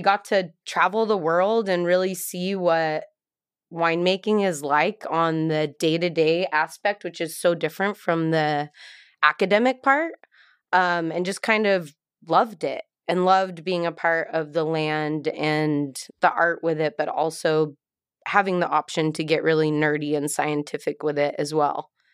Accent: Salt Lake City, Utah, United States; moved away as an adult; we're both from Salt Lake City, Utah, without knowing each other, and so growing up in Utah

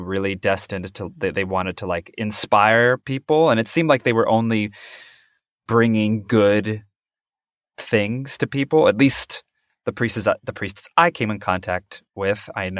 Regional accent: Kansas, United States; also born or lived in North Carolina / Alaska / Pennsylvania; I grew up, well, I was a military brat. So I was born in North Carolina, but then I moved around all over the place to Alaska, Pennsylvania. But then my dad retired in Kansas. And that's where I grew up from like 10 years old onward.

